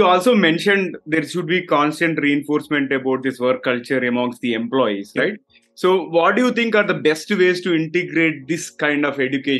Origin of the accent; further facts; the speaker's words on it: Hyderabad, Telangana, India; I am from Hyderabad, based out of India